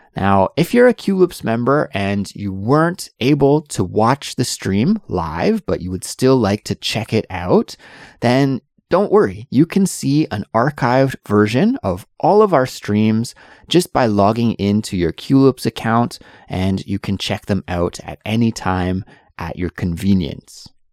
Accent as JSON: {"language": "English", "region": "British Columbia", "country": "Canada", "tie": "born or raised there", "moved": "as an adult", "lives_now": "South Korea", "said": "I'm from Canada and I absolutely love the summer in Canada, especially in my home province, which is British Columbia in the western part of Canada."}